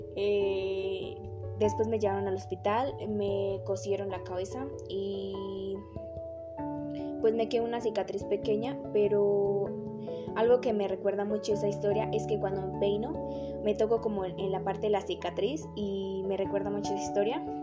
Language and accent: Spanish; Sogamoso, Boyacá, Colombia; soy de Sogamoso, estudio en el Colegio Politécnico Álvaro González Santana, eh, llevo 12 años en esta institución